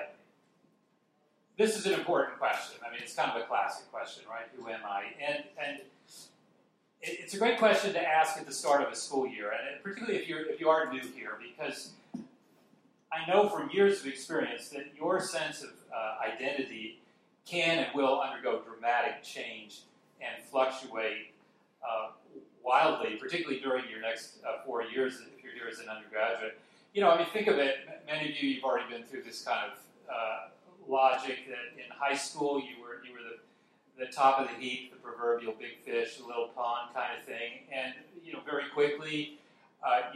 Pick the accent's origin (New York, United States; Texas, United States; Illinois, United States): Texas, United States; Dallas; I'm originally born and raised in Dallas, Texas, so I could say I'm a Texan.